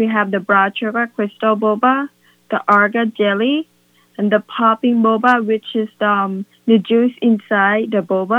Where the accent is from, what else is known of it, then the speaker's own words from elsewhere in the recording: Thailand; moved away as an adult; now in Willimantic, United States; We are from Thailand